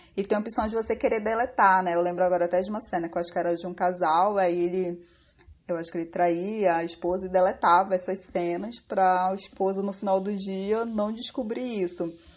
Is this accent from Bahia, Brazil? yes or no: no; Amazonas, Brazil; moved away as an adult; now in Rio de Janeiro, Brazil; sou amazonense, morando já há cinco anos no Rio